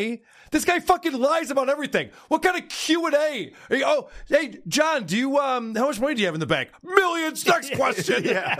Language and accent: English; Rochester, New York, United States; it's in my hometown.